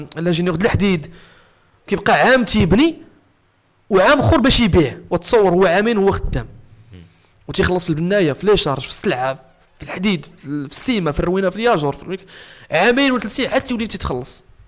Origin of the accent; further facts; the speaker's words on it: Meknes, Fès-Meknès, Morocco; هنا في مكناس انا ولد مكناس